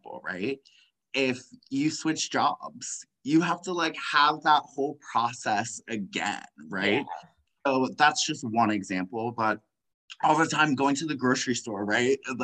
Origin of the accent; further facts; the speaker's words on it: Washington, District of Columbia, United States; now in Southern California, United States; I am originally from Washington, D.C. area. I currently live in Southern California.